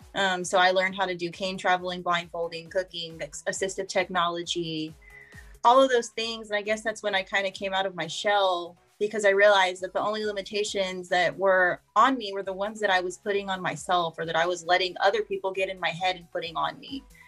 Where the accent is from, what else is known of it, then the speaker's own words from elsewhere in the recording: Corpus Christi, Texas, United States; I'm from Corpus Christi, Texas, um, born and raised in this area my whole life